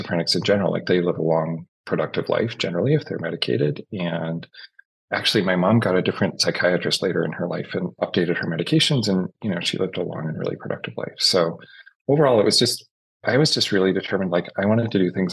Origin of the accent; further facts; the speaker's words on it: Fredericton, New Brunswick, Canada; also born or lived in Prince William, New Brunswick; I grew up like way, way east. So in New Brunswick in Canada, in a very small place called Fredericton, New Brunswick. And then when I was in grade 7, my parents moved out to a place called Prince William